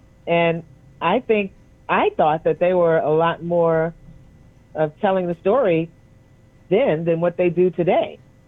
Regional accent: New York, United States; I'm a New Yorker

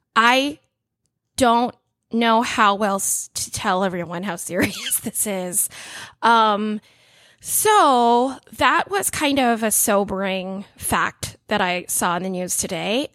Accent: Orlando, Florida, United States; my hometown

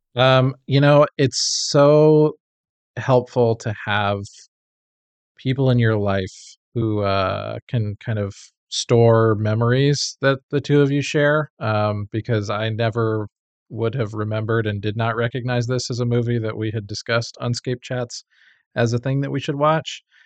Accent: United States; as an American

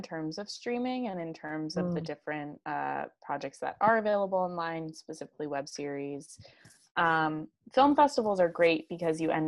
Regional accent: near Princeton, New Jersey, United States; moved away as an adult; also born or lived in New York City; I grew up in New Jersey in this very liberal town, very close to this town called Princeton

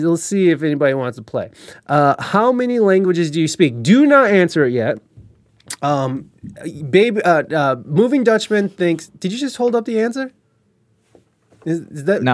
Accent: United States; as an American

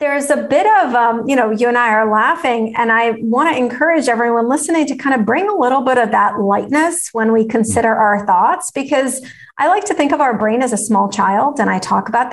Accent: Russia; I grew up in Russia

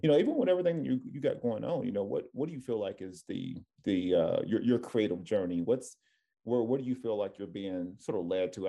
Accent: Tennessee, United States; now in California, United States; I'm from Tennessee. It was a culture shock going, coming out here to, to Cali

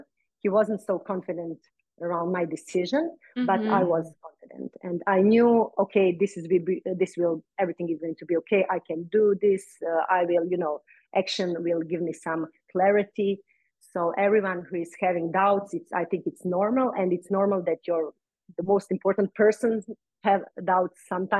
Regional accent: Croatia; in my island, in my hometown.

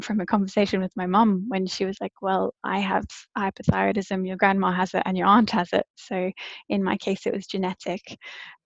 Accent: Brisbane, Queensland, Australia; also born or lived in South Africa; now in London, United Kingdom; I grew up in Brisbane in Australia

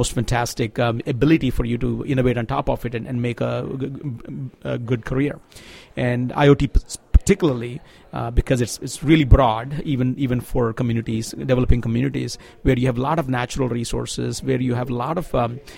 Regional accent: Andhra Pradesh, India

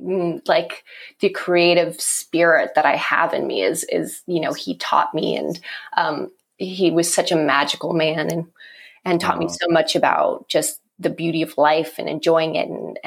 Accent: Los Angeles, California, United States; now in Nashville, United States; I grew up in Sherman Oaks.

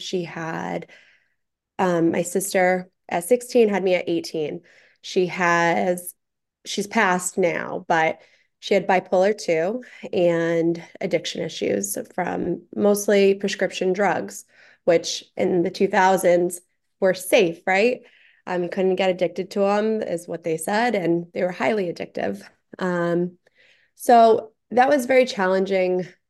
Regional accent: Taunton, Massachusetts, United States; also born or lived in Fall River / New Bedford / Providence; So I grew up in Taunton originally, like apartments. We moved a lot.

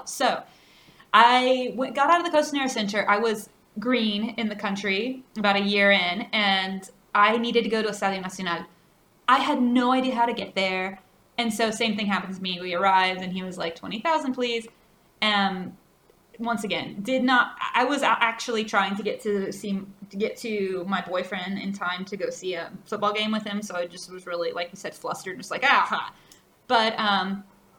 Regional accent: United States; now in Chile; we are people from the United States

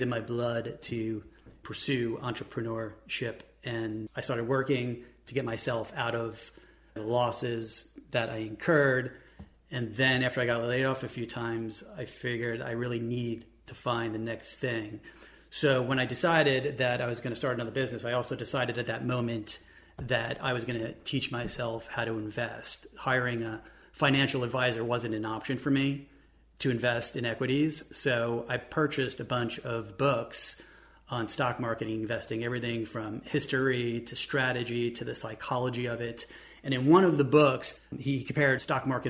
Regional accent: New York, United States; now in Columbus, United States; I'm originally from New York. I'm now in Columbus

